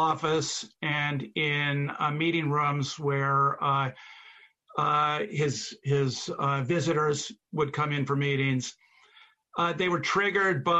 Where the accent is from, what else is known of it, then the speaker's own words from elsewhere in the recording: Philadelphia, Pennsylvania, United States; I grew up in Philadelphia